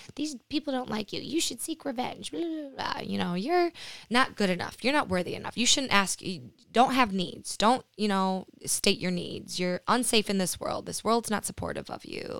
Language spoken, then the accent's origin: English; Lansing, Michigan, United States; moved away; also born or lived in New York / Costa Rica; I moved back to Michigan, back to Lansing. I'm from Lansing